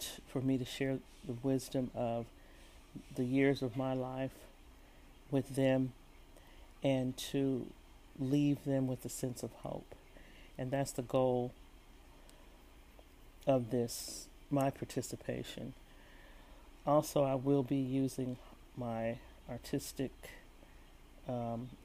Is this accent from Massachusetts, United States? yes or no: no; San Francisco, California, United States; moved away as an adult; also born or lived in San Jose; I spent all my school years in San Francisco Bay Area, growing up in San Francisco and San Jose